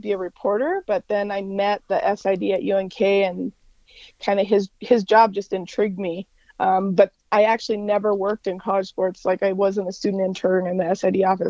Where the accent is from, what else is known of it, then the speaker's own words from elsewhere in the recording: Denver, Colorado, United States; moved away as an adult; also born or lived in Kearney, Nebraska; I grew up in Denver